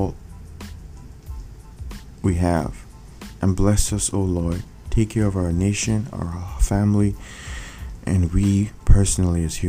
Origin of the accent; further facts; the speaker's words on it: Nigeria; I come from Nigeria.